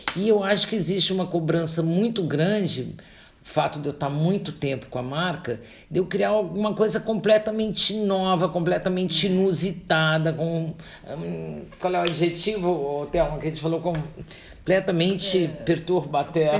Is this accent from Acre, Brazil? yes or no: no; Santos, São Paulo, Brazil; eu sou paulista de Santos